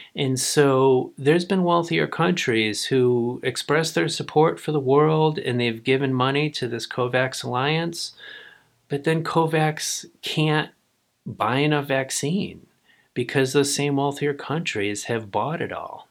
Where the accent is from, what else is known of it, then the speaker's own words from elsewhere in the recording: United States; I'm an American